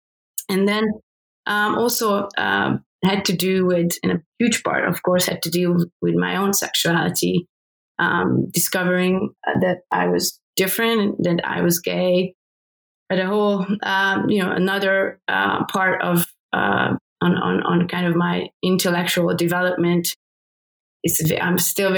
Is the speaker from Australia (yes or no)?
no; Hungary; So I grew up in Hungary, still under state socialism